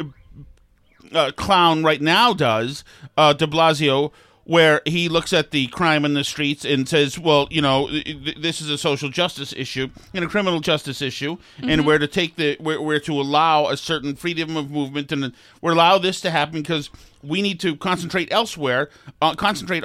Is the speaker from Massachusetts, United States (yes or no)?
yes; Winchester, Massachusetts, United States; also born or lived in Melrose, Massachusetts; I was born and raised in Winchester, Massachusetts